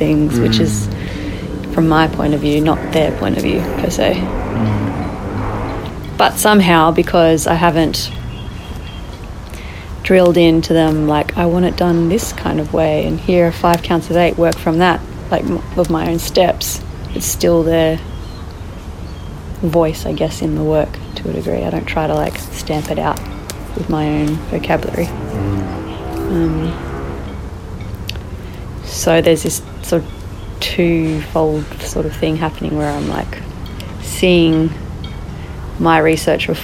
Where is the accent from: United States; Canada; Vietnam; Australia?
Australia; We're all white. We're all born in Australia.